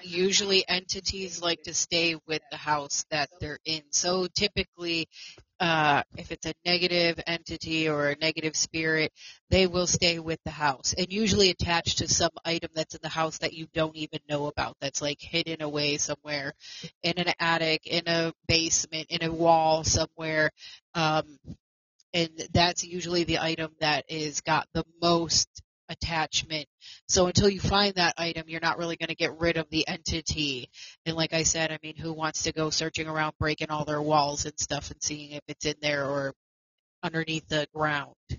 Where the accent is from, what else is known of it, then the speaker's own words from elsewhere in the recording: New York, United States; Amityville is in New York, where I am from. Um, um, and the Amityville house, the original one, is not far from my hometown.